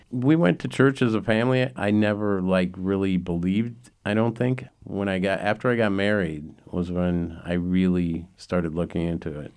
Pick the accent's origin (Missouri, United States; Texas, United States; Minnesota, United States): Minnesota, United States; Minneapolis; I was raised in South Minneapolis.